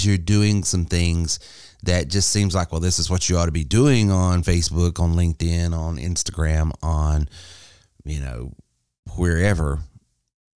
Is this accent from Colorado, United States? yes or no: no; Spartanburg County, South Carolina, United States; here in my hometown here in Spartanburg County